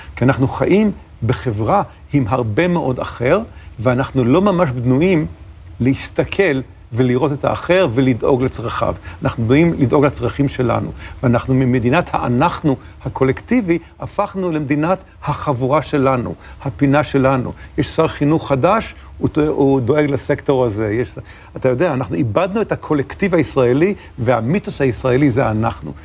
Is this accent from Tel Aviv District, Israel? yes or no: yes; Ramat Gan, Tel Aviv District, Israel; also born or lived in New York; בתור נער רמת גני